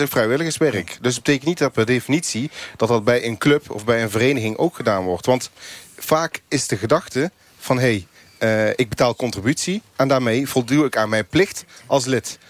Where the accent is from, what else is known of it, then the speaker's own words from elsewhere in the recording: Eindhoven, North Brabant, Netherlands; ik ben geen Nederlander, ik ben een Eindhovenaar